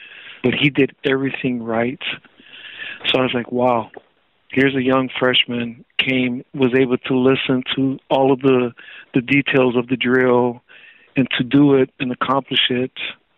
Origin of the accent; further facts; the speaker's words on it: Hawaii, United States; just growing up on the North Shore, there's not much else to do but to play sports.